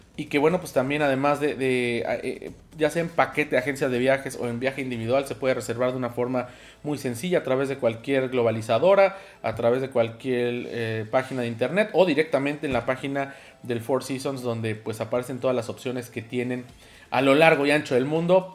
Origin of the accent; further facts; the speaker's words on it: Mexico; como mexicanos